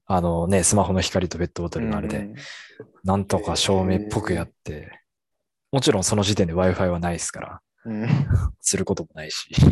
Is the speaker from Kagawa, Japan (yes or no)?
no; Hokkaido, Japan; 北海道民として。